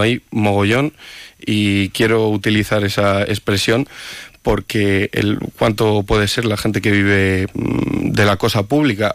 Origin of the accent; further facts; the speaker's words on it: Palencia, Castile and León, Spain; soy de Palencia Capital de toda la vida, mi familia también lo es